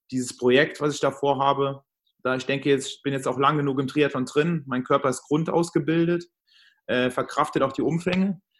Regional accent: Trier, Rhineland-Palatinate, Germany; Da habe ich mir hier um meinen Heimatort in Trier einige Streckenkombinationen so zusammengelegt.

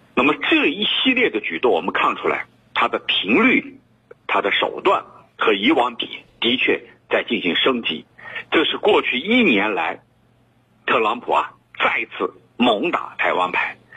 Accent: China; 我们中国人民对台湾问题的台湾问题上的感情

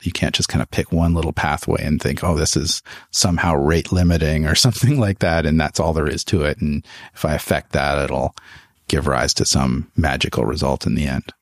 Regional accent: just outside Toronto, Ontario, Canada; moved away as an adult; also born or lived in Montreal, Canada; now in United States; I'm from just outside Toronto, Canada. I uh, grew up in Canada.

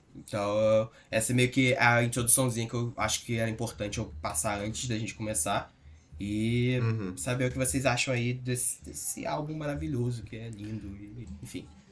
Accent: Rio de Janeiro, Brazil; also born or lived in Curitiba; eu sou carioca, sempre, sempre morei aqui

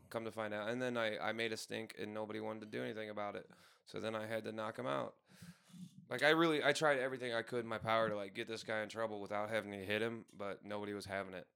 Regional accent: St. Louis, Missouri, United States; now in Tucson, United States; I'm not a hundred percent from Saint Louis in the city. I'm from, like, three to five miles away

